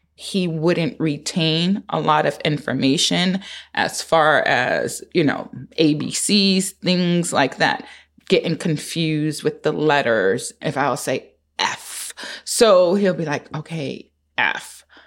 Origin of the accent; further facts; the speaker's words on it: New York City, New York, United States; live in Harlem, born and raised in Harlem